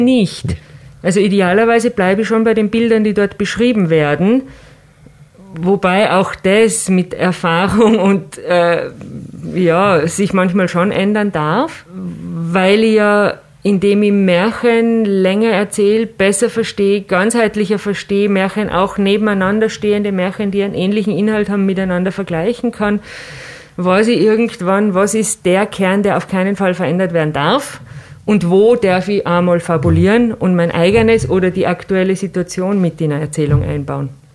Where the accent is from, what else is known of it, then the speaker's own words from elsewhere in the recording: Tyrol, Austria; bei uns in Tirol